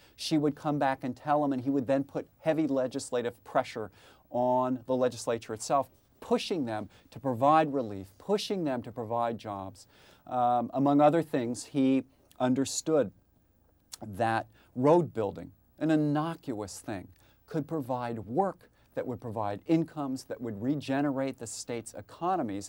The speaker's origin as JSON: {"language": "English", "town": "San Antonio", "region": "Texas", "country": "United States", "tie": "born or raised there", "said": "my hometown of San Antonio"}